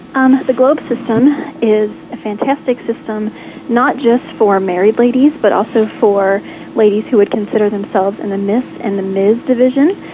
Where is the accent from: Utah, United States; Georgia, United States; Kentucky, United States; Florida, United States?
Kentucky, United States; Lexington; Today you are calling me in Lexington, Kentucky, my hometown